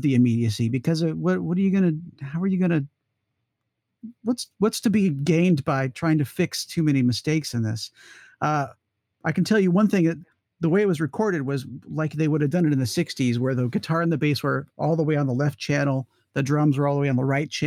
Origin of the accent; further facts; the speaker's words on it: Atlanta, Georgia, United States; I grew up in Atlanta